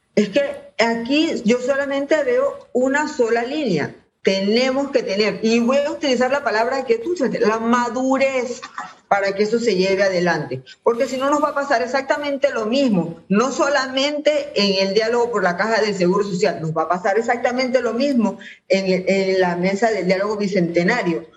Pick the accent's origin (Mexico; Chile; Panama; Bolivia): Panama; Todos somos panameños